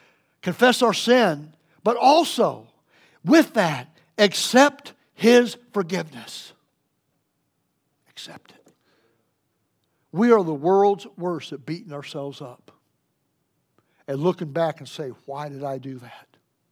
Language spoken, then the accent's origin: English; West Virginia, United States; We're from West Virginia.